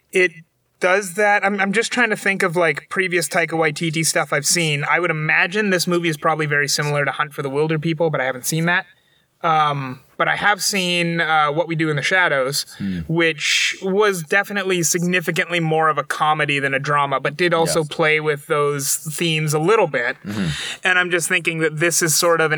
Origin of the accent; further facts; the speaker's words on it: Germany; I grew up in Germany